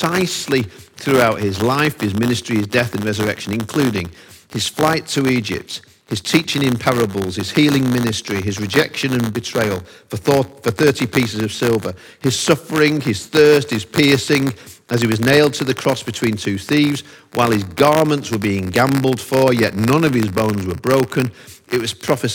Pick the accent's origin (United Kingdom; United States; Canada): United Kingdom; Manchester, North West England; also born or lived in Ipswich; I'm from Manchester, but I was born in Ipswich